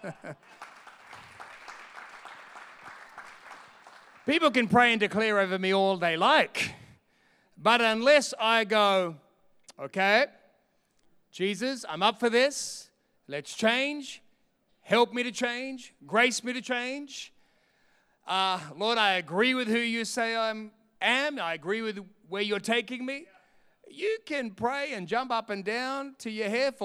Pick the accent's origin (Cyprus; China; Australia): Australia; Sydney, New South Wales; also born or lived in London, England; now in Perth, Australia; my country, Australia. I'm from Sydney